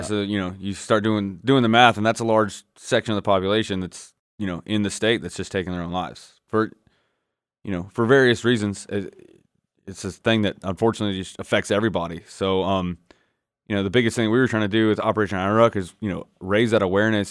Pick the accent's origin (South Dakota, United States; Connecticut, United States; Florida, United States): Florida, United States; Northwest; growing up in Northwest Florida, especially back in back when I did it in the nineties